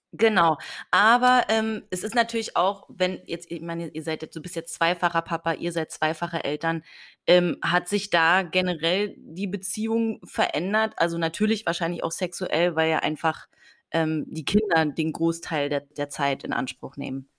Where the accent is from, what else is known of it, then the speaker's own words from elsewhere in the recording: Potsdam, Brandenburg, Germany; Ich komme aus Potsdam